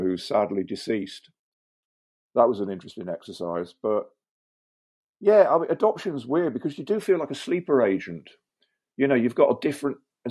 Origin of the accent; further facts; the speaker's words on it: West Country, South West England, United Kingdom; also born or lived in Sheffield; my parents basically went back to the West Country